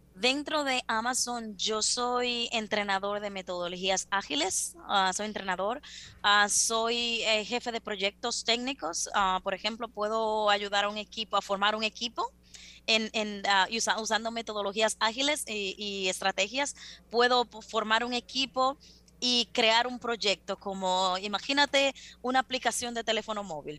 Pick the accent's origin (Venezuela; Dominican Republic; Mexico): Dominican Republic; Las Matas de Farfán, San Juan; moved away as an adult; also born or lived in Santo Domingo, Dominican Republic; now in United States; una latina como yo, dominicana, que viene de las matas de Farfán